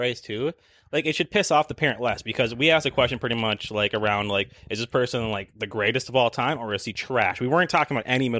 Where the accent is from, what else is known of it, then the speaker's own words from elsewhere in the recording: Minnesota, United States; we're from Minnesota